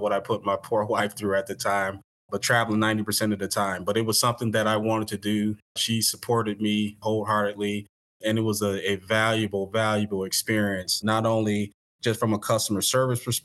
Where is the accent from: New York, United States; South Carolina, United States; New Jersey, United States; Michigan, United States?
Michigan, United States; Detroit; moved away as an adult; also born or lived in Springfield, Illinois; I grew up in Detroit